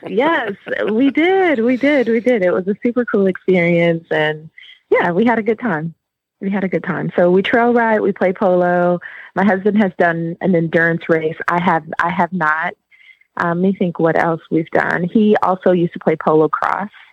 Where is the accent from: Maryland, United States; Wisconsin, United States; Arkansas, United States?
Wisconsin, United States; Milwaukee; accent: Wisconsin; now in Atlanta, United States; I live in Atlanta. I'm actually from Wisconsin. Milwaukee is where I was born and raised.